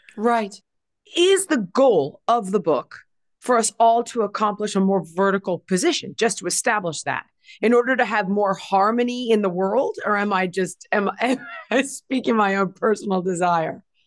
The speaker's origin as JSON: {"language": "English", "town": "Los Angeles", "region": "California", "country": "United States", "tie": "born or raised there", "said": "I grew up in Los Angeles."}